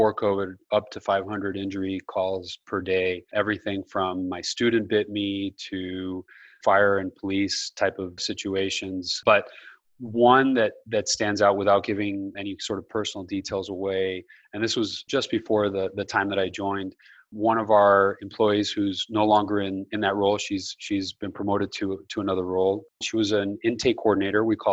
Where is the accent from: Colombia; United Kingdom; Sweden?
Colombia; now in United States; I grew up in South America. I grew up in Colombia.